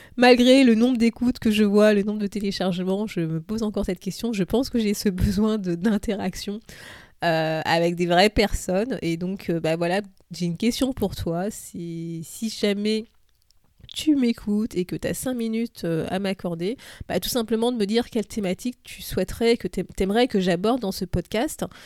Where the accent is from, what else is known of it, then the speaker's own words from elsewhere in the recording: France; now in London, United Kingdom; je suis française, mais en ce moment, j'habite à Londres